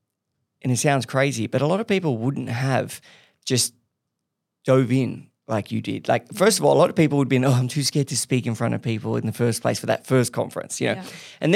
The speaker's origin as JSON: {"language": "English", "country": "Australia", "said": "I'm the Australian brain coach."}